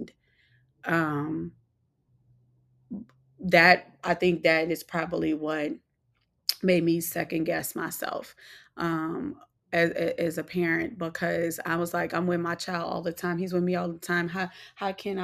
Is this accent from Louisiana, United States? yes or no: yes; New Orleans, Louisiana, United States; I'm from New Orleans